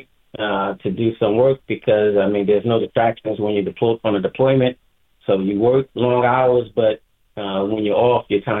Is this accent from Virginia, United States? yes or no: no; New York City, New York, United States; I was born and raised in Bronx, New York